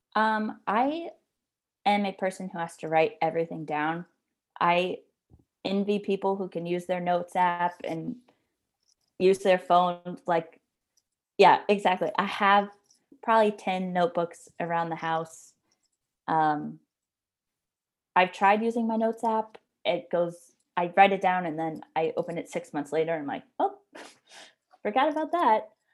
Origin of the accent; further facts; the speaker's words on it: Jacksonville, Florida, United States; moved away; I'm originally from Jacksonville